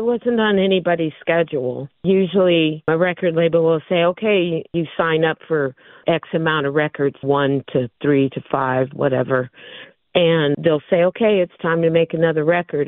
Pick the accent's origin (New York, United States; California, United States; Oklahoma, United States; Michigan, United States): California, United States; San Diego; I grew up here in San Diego